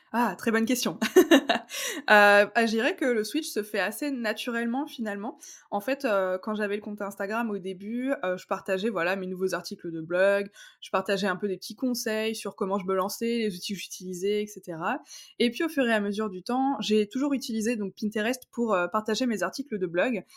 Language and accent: French; Strasbourg, Grand Est, France; j'ai 28 ans. Je viens de Strasbourg